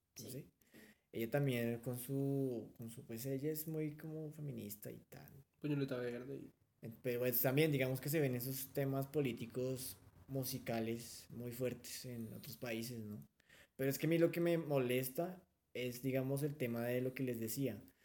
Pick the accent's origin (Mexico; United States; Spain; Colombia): Colombia; como colombianos